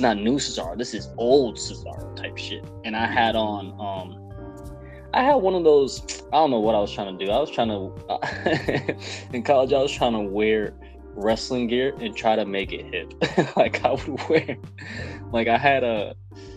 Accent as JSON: {"language": "English", "town": "New York City", "region": "New York", "country": "United States", "said": "I'm from Brooklyn."}